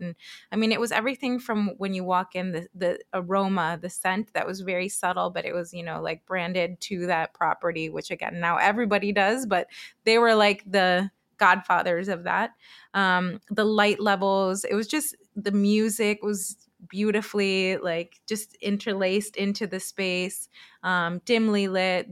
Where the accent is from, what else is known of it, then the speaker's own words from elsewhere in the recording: Chile; also born or lived in Florida, United States / Pennsylvania, United States; now in Minnesota, United States; I was born in Chile, in South America